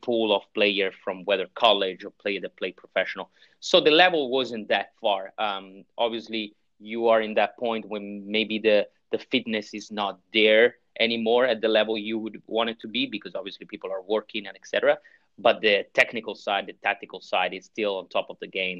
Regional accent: Milan, Lombardy, Italy; English is a second language; moved away as an adult; now in United States; so I'm from Italy, uh, born and raised in Milano.

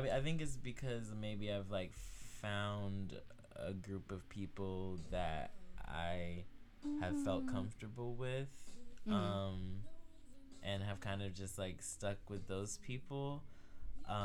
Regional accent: Maryland, United States; Well, I moved here from Maryland.

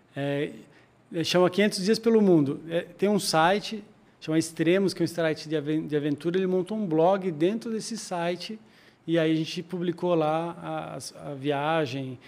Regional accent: Joinville, Santa Catarina, Brazil; moved away as an adult; also born or lived in Campinas; now in São Paulo, Brazil; eu sou de Joinville, de Santa Catarina

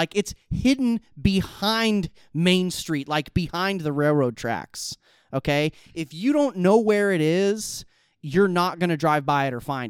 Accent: Midwest, United States; I'm from the Midwest. I'm a Midwesterner.

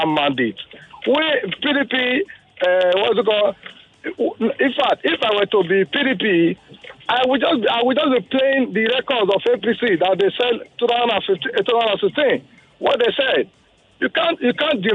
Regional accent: Edo, Nigeria; I'm from Edo State, precisely Lego.

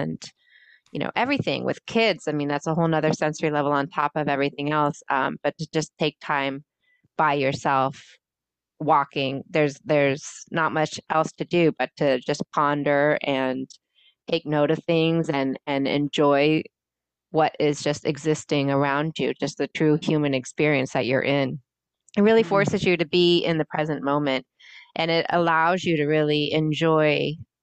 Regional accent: California, United States; now in Massachusetts, United States; I grew up in California

